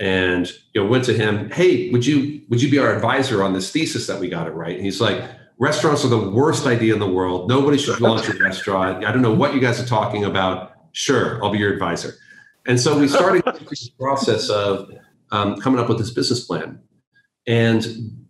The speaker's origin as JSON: {"language": "English", "town": "San Francisco", "region": "California", "country": "United States", "tie": "born or raised there", "moved": "as an adult", "lives_now": "London, United Kingdom", "said": "I'm from the States and specifically from California, specifically from San Francisco, which brands itself as the burrito capital of the world. And so grew up eating just a colossal amount of Mexican food"}